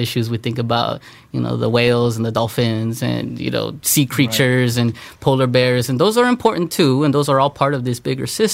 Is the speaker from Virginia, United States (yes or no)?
no; Los Angeles, California, United States; I grew up here on the East Side. A lot of imagery is familiar to myself and, you know, other Latinos, Latinas. I grew up in Southern California